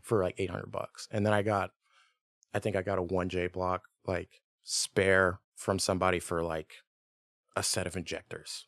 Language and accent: English; Richmond, Virginia, United States; moved away as an adult; also born or lived in Tennessee; I was born in Virginia, like, Richmond area